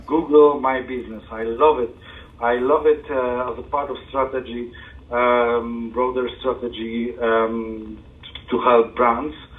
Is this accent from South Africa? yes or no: no; Poland; now in United Kingdom; I was born in Poland